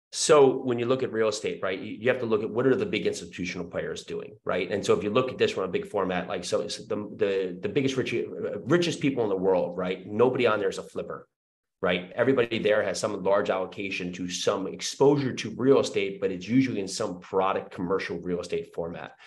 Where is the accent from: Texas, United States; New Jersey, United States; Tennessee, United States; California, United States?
New Jersey, United States; moved away as an adult; also born or lived in New York City; now in Murfreesboro, United States; I was born and raised in New Jersey.